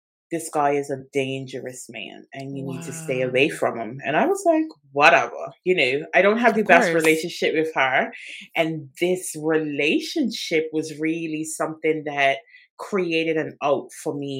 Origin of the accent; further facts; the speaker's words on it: Bermuda; now in England; I am originally from Bermuda